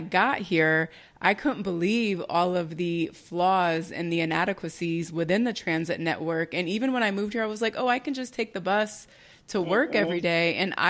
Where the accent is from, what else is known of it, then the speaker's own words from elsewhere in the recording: Florida, United States; now in Northern Virginia, United States; So I moved to Northern Virginia from Southwest Florida, from Sarasota County.